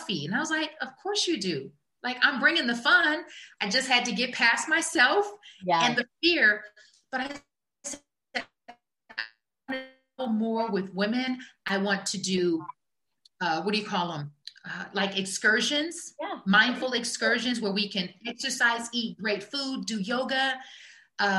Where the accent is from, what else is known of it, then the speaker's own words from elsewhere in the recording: Omaha, Nebraska, United States; moved away; I'm a girl from Omaha, Nebraska